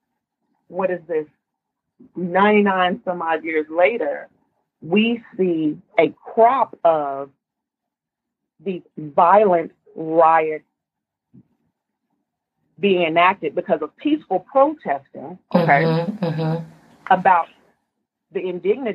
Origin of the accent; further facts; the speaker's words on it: Tulsa, Oklahoma, United States; moved away as an adult; now in Seattle, United States; I'm from Oklahoma, I say that proudly